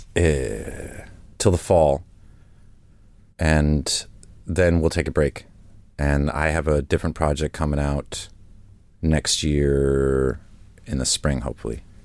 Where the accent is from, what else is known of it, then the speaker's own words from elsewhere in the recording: United States; also born or lived in Essex, England / Stokenchurch, England; now in New York, United States; I'm American by the influence that the outside world had on me growing up there, but at home, you know, Americans are foreigners to my parents.